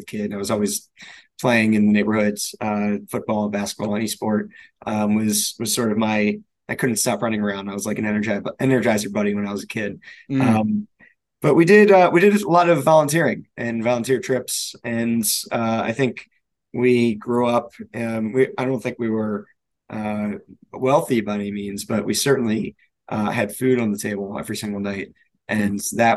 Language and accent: English; Pikesville, Maryland, United States; I grew up in Baltimore, just outside of Baltimore in a suburb called Pikesville